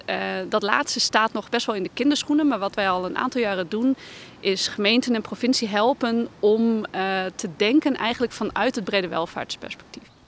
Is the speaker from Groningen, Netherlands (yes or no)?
yes; Groningen, Netherlands; we voelen ons, eh, ons als Groningers eh, prima thuis in de wijk